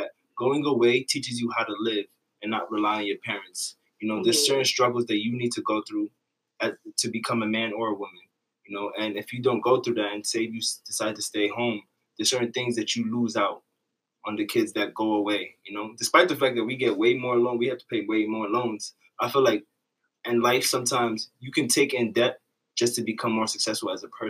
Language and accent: English; New York City, New York, United States; I'm from Riverdale